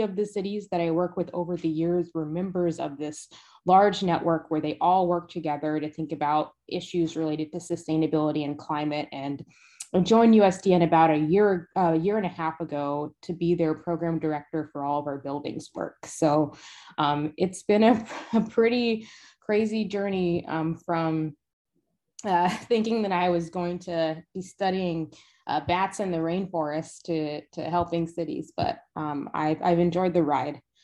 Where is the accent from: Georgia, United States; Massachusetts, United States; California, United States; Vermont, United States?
Georgia, United States; Decatur; I will concede it was Decatur and not the city of Atlanta